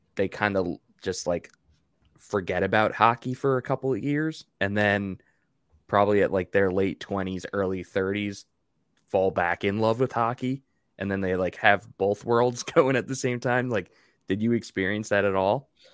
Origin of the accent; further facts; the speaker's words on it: Long Island, New York, United States; growing up in the Northeast, it's, it's a smaller label, but for me on Long Island